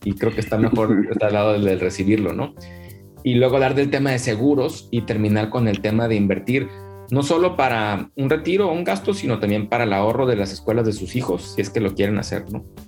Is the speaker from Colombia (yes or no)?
no; Mexico; nosotros como mexicanos y latinos